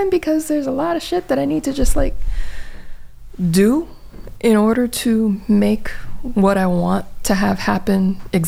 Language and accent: English; Gary, Indiana, United States; moved away as an adult; I was born, I was raised in Gary, Indiana in the 70s